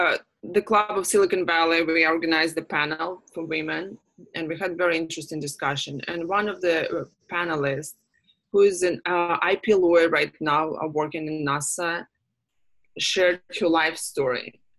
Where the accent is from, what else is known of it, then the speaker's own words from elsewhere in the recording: Russia; And I know, just because I came from Russia, where these type of organizations do not exist.